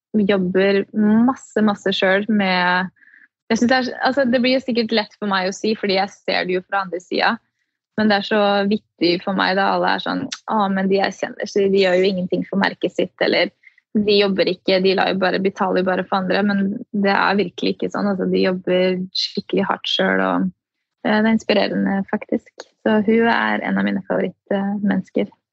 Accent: Norway; moved away as an adult; now in United States; hjemme i Norge

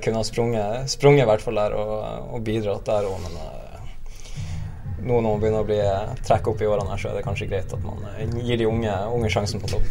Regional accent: Nordreisa, Troms, Norway; now in Bergen, Norway; Nå er jeg fra Nordreisa

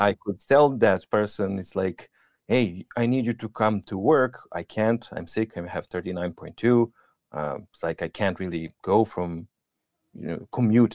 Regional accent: Serbia; English is a second language; moved away as an adult; now in Norway; I come from Serbia

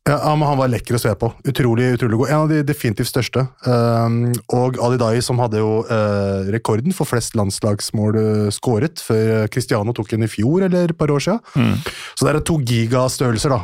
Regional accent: Norway; also born or lived in Iran (ancestry); Jeg er en norsk journalist med iransk avstamning

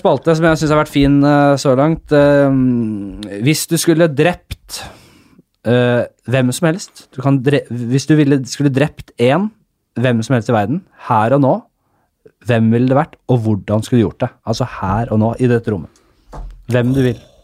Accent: Oslo, Norway; Vi kommer fra Nordstrand, begge

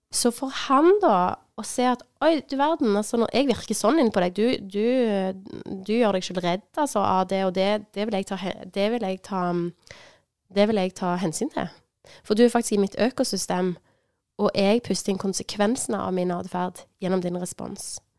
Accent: Sandnes, Rogaland, Norway; moved away; Jeg er fra Sandnes òg. Jeg har bodd lenge vekke, men nå er jeg bosatt i Sandnes.

